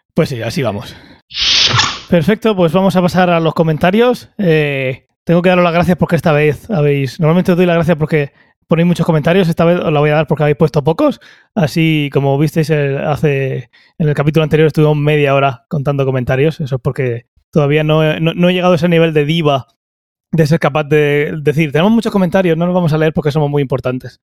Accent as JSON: {"language": "Spanish", "region": "Region of Murcia", "country": "Spain", "said": "sin olvidar que somos de Murcia"}